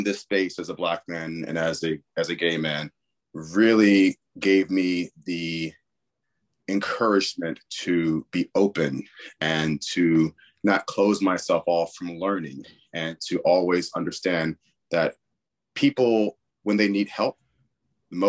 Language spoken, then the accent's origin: English; Richmond, Virginia, United States; I was born and raised in Richmond, Virginia